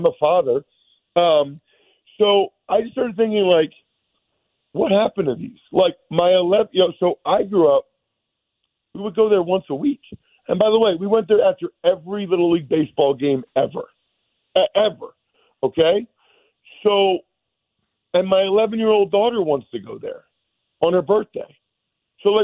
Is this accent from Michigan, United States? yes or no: no; Reading, Pennsylvania, United States; Because, like, I grew up in Reading, Pennsylvania, okay?